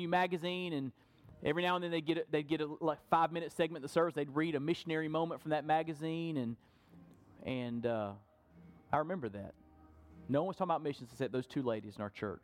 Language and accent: English; Perry, Florida, United States; growing up in Burton Baptist Church in Perry, Florida.